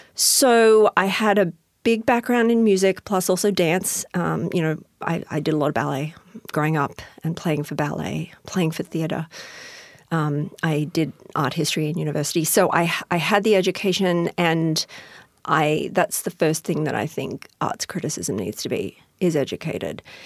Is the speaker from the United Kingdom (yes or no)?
no; Australia; accent: Australian; moved away as an adult; also born or lived in Houston, Texas; now in Tacoma, United States; I'm originally from Australia, as you can hear from my accent